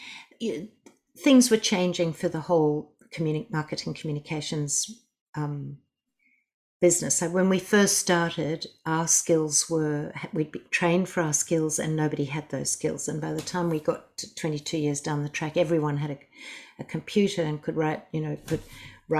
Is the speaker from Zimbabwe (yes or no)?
yes; Zimbabwe; now in Australia; I'm originally from Zimbabwe. When we came to Australia